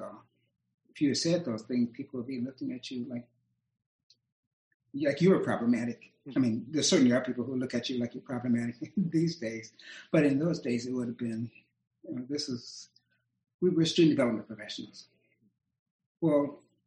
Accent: Akron, Ohio, United States; I grew up in Akron, Ohio

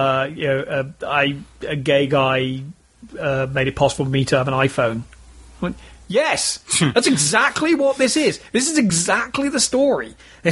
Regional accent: United Kingdom; I am British

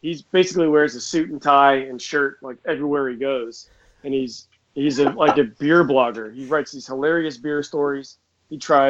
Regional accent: Scottsdale, Arizona, United States; moved away as an adult; I basically grew up here. I grew up in Scottsdale

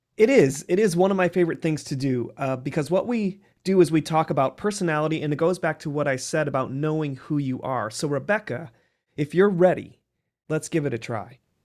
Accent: rural Illinois, United States; I am from a small town called Chavance, Illinois, in rural Illinois. And I grew up on a farm

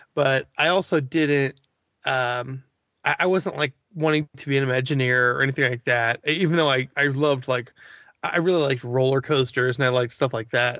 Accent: Missouri, United States; growing up in Missouri.

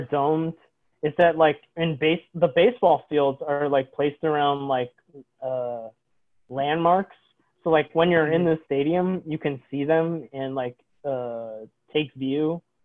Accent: Bay Area, California, United States; I'm from the Bay Area

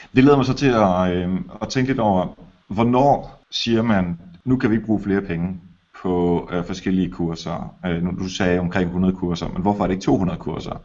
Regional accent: Denmark

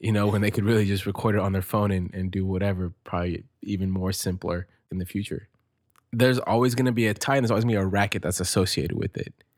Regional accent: United States; I'm American born of Mexican descent

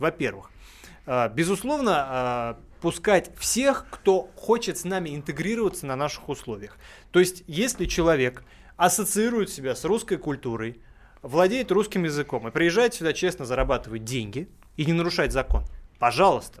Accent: Russia; у меня дом в деревне, где я вот вырос, э, полгода проводил, он находится на границе Тверской области

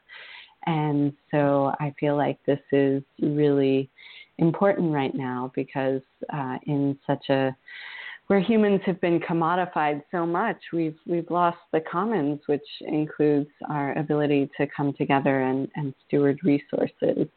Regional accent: Vermont, United States; I grew up in Vermont where we had town hall meetings

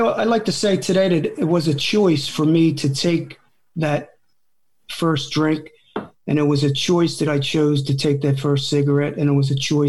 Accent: New Jersey, United States; moved away; back east, I come from South Jersey. So back east, there was a lot of kids my age in the neighborhood

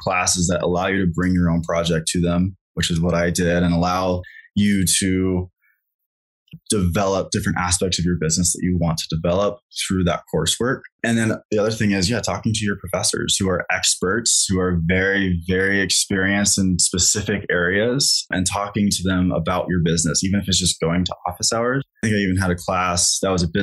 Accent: Kansas, United States; moved away as an adult; now in Colorado, United States; I grew up in Kansas

